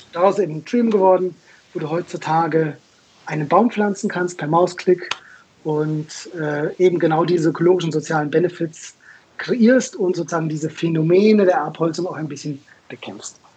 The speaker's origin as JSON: {"language": "German", "town": "Munich", "region": "Bavaria", "country": "Germany", "tie": "born or raised there", "also_born_or_lived": "Israel", "said": "ich komme aus München, in München geboren"}